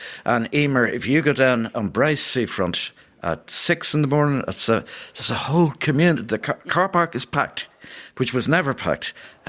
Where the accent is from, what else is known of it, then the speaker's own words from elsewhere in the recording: Dublin, Leinster, Ireland; moved away as an adult; also born or lived in London, United Kingdom; now in Kilmacanogue, Ireland; What I missed in England was the sea. I was brought up in Rathfarnham, but you were never too far from the sea.